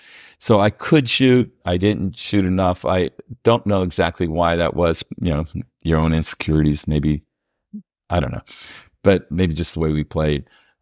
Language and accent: English; New Kensington, Pennsylvania, United States; He said, where are you from? I said, New Kensington, Pennsylvania. He goes, oh.